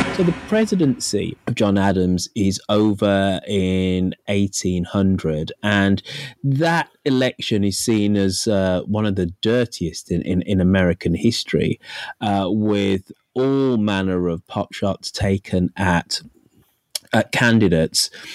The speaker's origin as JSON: {"language": "English", "country": "United Kingdom", "said": "being a Brit"}